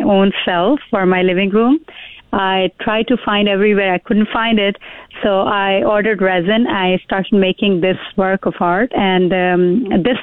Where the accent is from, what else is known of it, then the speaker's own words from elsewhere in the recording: Karachi, Sindh, Pakistan; moved away as an adult; now in Fort McMurray, Canada; I was born and raised in Pakistan, came to Canada in 2005